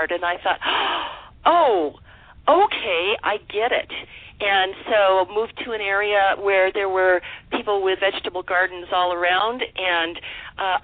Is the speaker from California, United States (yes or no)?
yes; Southern California, United States; moved away; I was raised in Southern California as a child, where food came from the grocery store